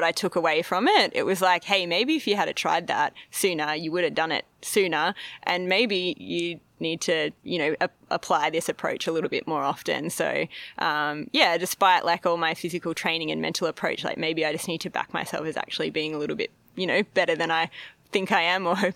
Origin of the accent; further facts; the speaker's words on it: Melbourne, Victoria, Australia; also born or lived in Horsham; I was born and raised in Melbourne